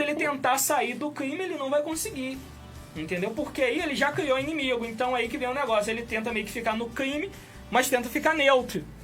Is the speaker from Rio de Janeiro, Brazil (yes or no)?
yes; Campos dos Goytacazes, Rio de Janeiro, Brazil; a gente é daqui de Campos